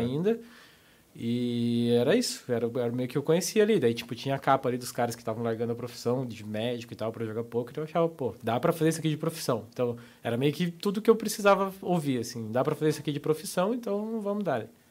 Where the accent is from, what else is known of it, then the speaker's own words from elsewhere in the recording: Papanduva, Santa Catarina, Brazil; moved away as an adult; also born or lived in Curitiba / Joinville / Guarujá / Florianópolis; com um ano de idade, a minha família se mudou para o interior, interior, catarinense, Papanduva. Aí, eu morei ali até os 18